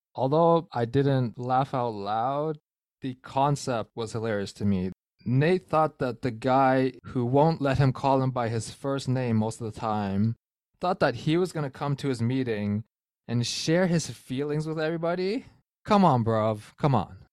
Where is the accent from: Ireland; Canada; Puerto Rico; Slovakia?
Canada; As a Canadian